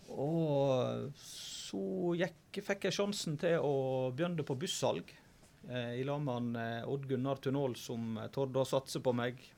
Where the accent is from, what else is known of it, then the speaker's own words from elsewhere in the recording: Flo, Vestland, Norway; Så ja, eh, florene de er rappkjafta, og det er ofte mye gode historier.